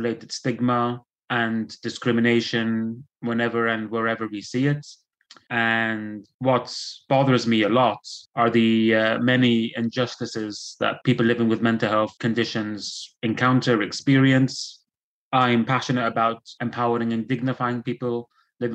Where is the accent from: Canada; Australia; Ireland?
Ireland; Dublin, Leinster; also born or lived in Belfast / Lebanon; now in United Kingdom; I was born in Belfast and I was raised in Dublin.